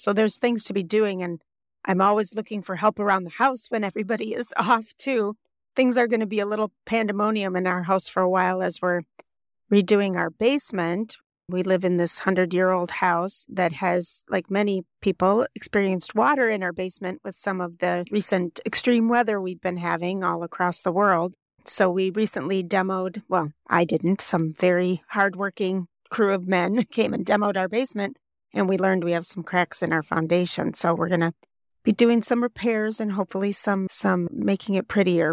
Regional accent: Wisconsin, United States; I'm from Wisconsin, where brandy is the alcohol of choice

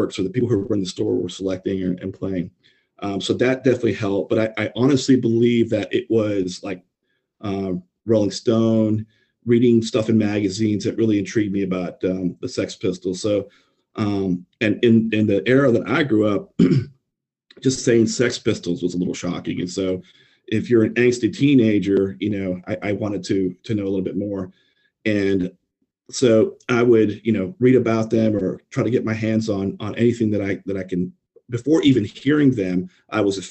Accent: San Antonio, Texas, United States; I grew up in San Antonio, Texas

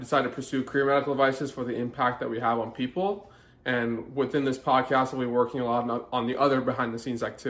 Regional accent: Northern California, United States; now in Southern California, United States; I grew up in Northern California, went to school in Central California, and I live in Southern California working in the medical device space.

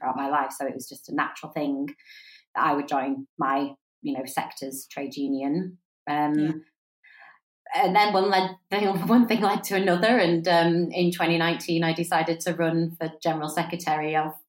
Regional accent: Wakefield, Yorkshire and the Humber, United Kingdom; moved away as an adult; also born or lived in Lancaster; So I grew up in Wakefield. My mum and dad had the Waterloo pub at the bottom of Westcote, so I grew up in a pub. I went to St Thomas à Becket School in Wakefield. I went to Wakefield College.

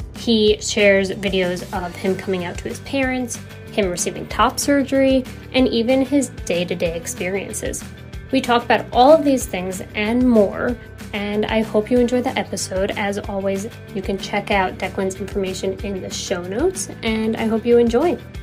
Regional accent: New York City, New York, United States; I'm from New York City

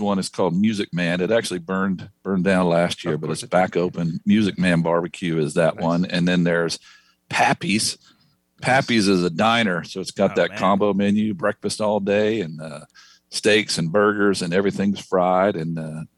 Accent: Moncks Corner, South Carolina, United States; I'm from a little town just outside of Charleston called Monk's Corner, South Carolina

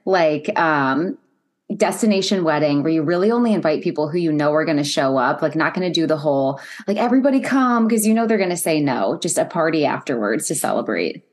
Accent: Ohio, United States; I'm from Ohio

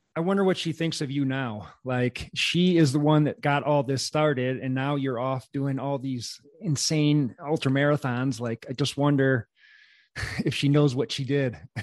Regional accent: Wisconsin, United States; I'm from Wisconsin

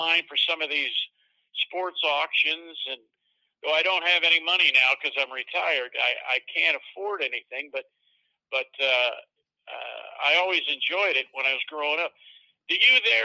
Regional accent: Central New York, United States; growing up in Central New York

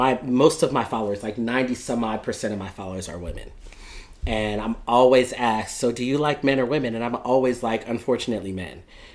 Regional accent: Fort Lauderdale, Florida, United States; also born or lived in Philadelphia; and I grew up in Fort Lauderdale.

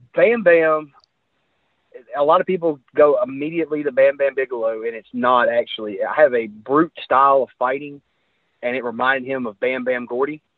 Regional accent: Memphis, Tennessee, United States; I was growing up in Memphis

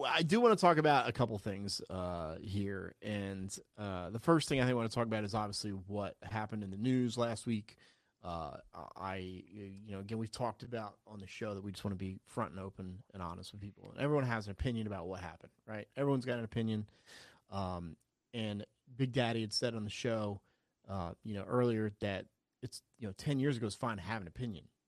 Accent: South Carolina, United States; also born or lived in New Jersey; I obviously was born in New Jersey, but I grew up in South Carolina.

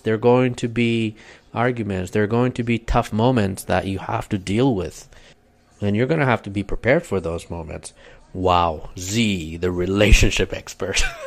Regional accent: Kurdistan Region, Iraq; English is a second language; moved away as an adult; now in United States; I am from Kurdistan in northern Iraq. I came to the States 10 years ago

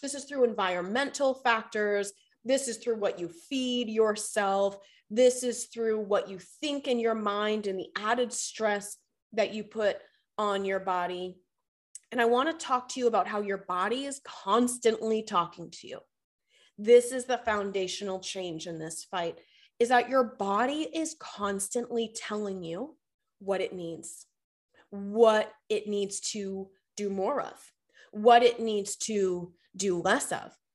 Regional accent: Boston, Massachusetts, United States; moved away as an adult; now in Charlotte, United States; I'm born and raised in Boston, Massachusetts, lived there for thirty years.

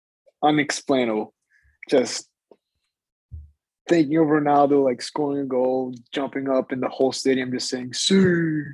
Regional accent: Greece; born there; I was born in Greece, like my whole family's from Greece, like that's a big part of my identity.

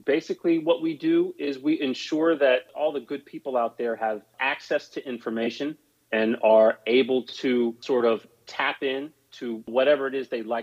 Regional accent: Charlotte, North Carolina, United States; moved away as an adult; also born or lived in Raleigh, North Carolina / Washington, D.C.; now in New York City, United States; I'm originally from Charlotte, North Carolina. And so I grew up there, born and raised

